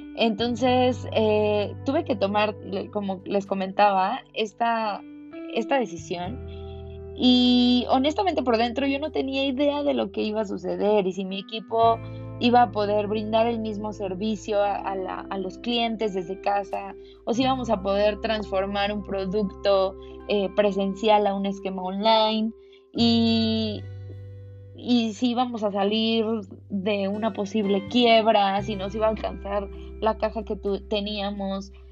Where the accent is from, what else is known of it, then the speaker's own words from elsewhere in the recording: Mexico; como buen mexicano